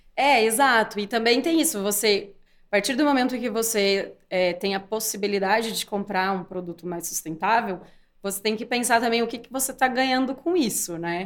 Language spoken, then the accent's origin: Portuguese; interior of São Paulo, Brazil; accent: interior paulista; eu sou do interior de São Paulo, por isso esse sotaque